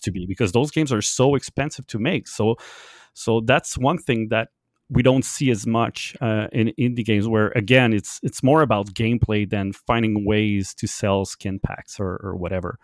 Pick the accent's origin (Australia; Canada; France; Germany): Canada; English is a second language; I'm, I'm French Canadian and I learned my English a lot because of video games